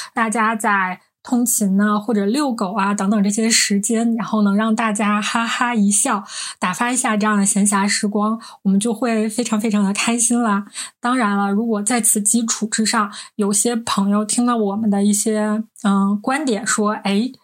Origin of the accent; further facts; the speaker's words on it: Northeast China, China; 我们是三个来自东北的 ladies